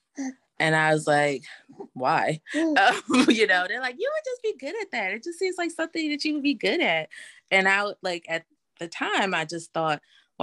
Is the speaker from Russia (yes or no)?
no; Philadelphia, Pennsylvania, United States; moved away as an adult; now in New Orleans, United States; I am originally from Philadelphia. I am currently living in New Orleans.